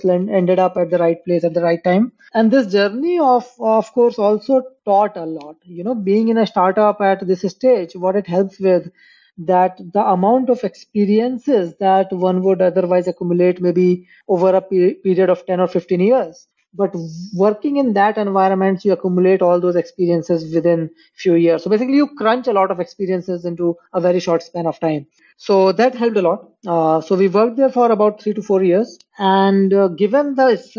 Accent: Amarkantak, Madhya Pradesh, India; I was born in a very small town called Amarkantak, which is like, I think back in 90s, it might have had a population of 500 or so.

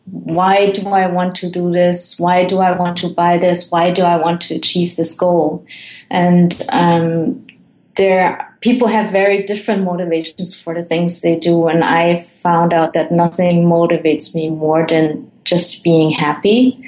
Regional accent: Germany; moved away; also born or lived in Colombia; I was born in Colombia, and then I was adopted by my parents, who are Dutch. So I have the Dutch nationality, and then grew up in Germany, and now I travel the world

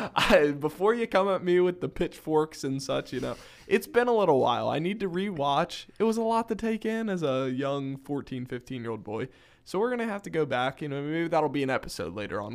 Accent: Northern Kentucky, United States; I am also from Northern Kentucky

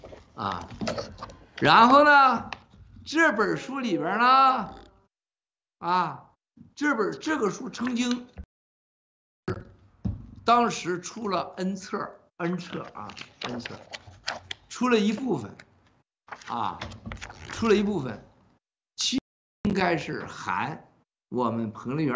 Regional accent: Shenxian, Hebei, China; 我们家是古城啊，你查查地图，小铁从深县古城到河南运城，你看有多远？我们老家跟他家多远？

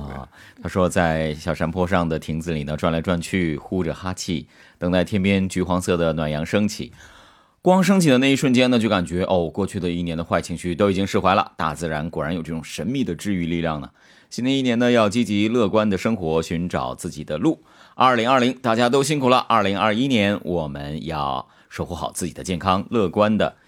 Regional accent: Northeast China, China; 我是东北人

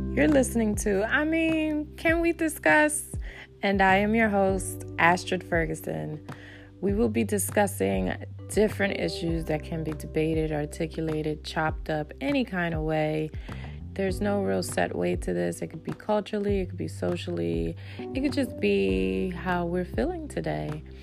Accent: Dominican Republic; also born or lived in Haiti (ancestry); now in United States; I am Dominican and Haitian, so I was born in Dominican Republic

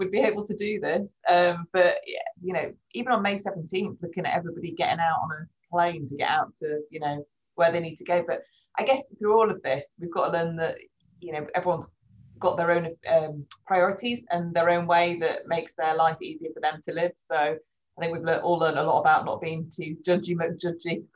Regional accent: England, United Kingdom; we're English

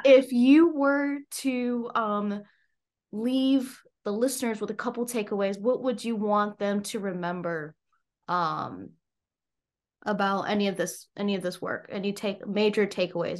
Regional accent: United States; I was born actually in the States

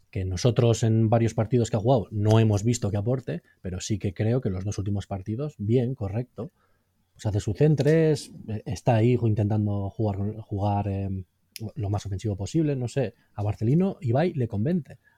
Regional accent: Basque Country, Spain; Y como buenos vascos con 35 fichas tampoco somos capaces de ligar

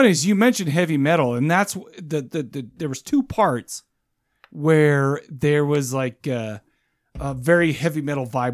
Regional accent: United States; I'm an American.

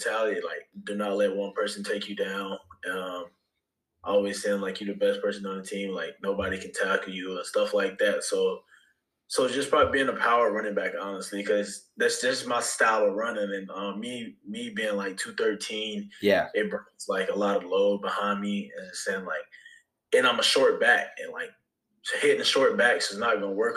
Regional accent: Bailey, North Carolina, United States; I grew up in Bailey, North Carolina, went to Southern Nash High School

